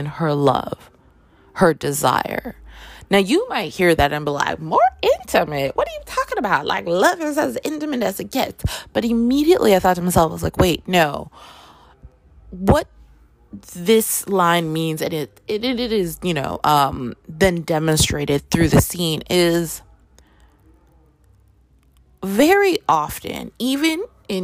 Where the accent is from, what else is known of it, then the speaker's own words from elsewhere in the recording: Toronto, Ontario, Canada; I grew up in Canada. I grew up in Toronto